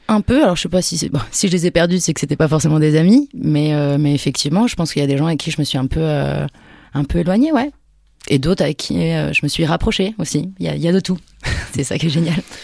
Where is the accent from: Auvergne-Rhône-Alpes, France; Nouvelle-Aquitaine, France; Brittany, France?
Nouvelle-Aquitaine, France; near Poitiers; now in Paris, France; je viens du centre de la France, à côté de Poitiers